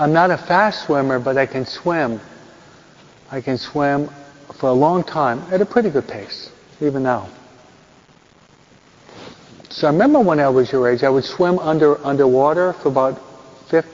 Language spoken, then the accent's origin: English; New York, United States; I'm a New Yorker